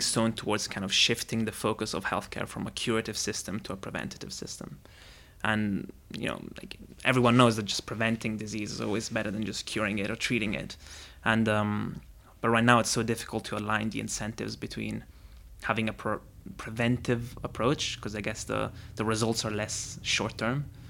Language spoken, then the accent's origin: English; Rome, Lazio, Italy; I grew up in Rome and I wanted to be a football player